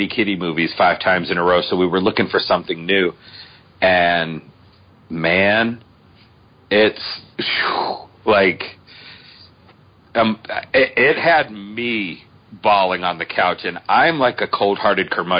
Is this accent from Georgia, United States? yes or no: no; Boston, Massachusetts, United States; I'm from Boston